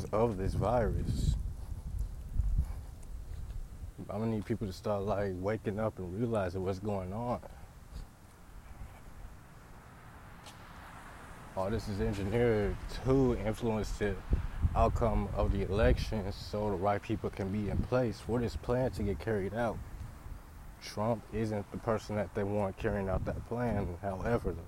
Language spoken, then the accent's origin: English; Ferguson, Missouri, United States; I'm from Ferguson, St. Louis